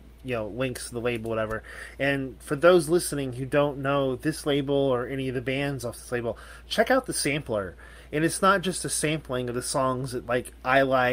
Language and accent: English; Chicago, Illinois, United States; I'm from Chicago. I live on the south side